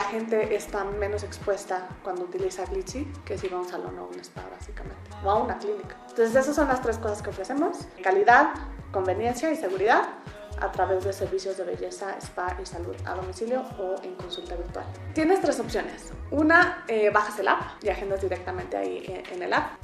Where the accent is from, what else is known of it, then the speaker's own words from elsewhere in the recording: Mexico; moved away as an adult; also born or lived in England / Germany; Soy mexicana, viví la mayoría de mi vida en México hasta que después me fui a hacer una maestría en Inglaterra